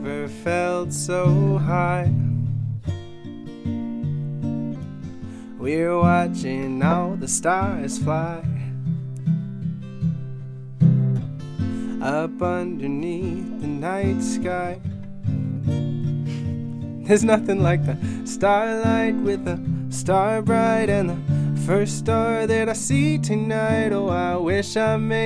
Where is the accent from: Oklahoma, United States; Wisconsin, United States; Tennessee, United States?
Tennessee, United States; Nashville; I'm from Nashville, Tennessee